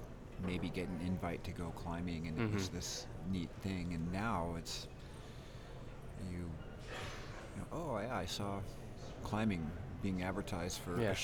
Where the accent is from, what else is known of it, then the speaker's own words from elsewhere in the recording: Big Oak Flat, California, United States; now in Bozeman, United States; I live in Bozeman, Montana, and I'm from Big Oak Flat, California